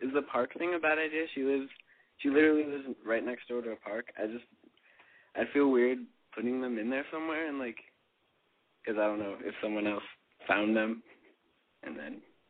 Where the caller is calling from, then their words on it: California, United States; I'm from California, and I'm 17.